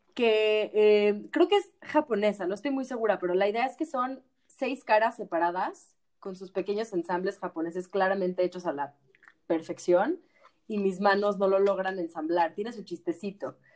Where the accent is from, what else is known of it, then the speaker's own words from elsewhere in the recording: Mexico; como como mexicanos